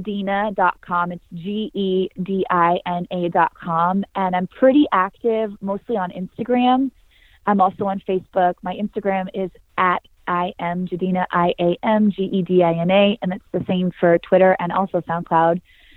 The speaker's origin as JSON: {"language": "English", "town": "Santa Cruz", "region": "California", "country": "United States", "tie": "born or raised there", "said": "Yeah, my grandma would say that I came out of the womb wailing. I was a excited, powerful, passionate little girl, mm-hmm. fearless, surfing big waves growing up with my pops."}